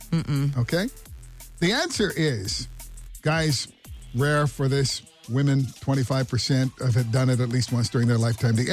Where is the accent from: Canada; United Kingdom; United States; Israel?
United Kingdom; England; So my daughter, my daughter, obviously I'm from England.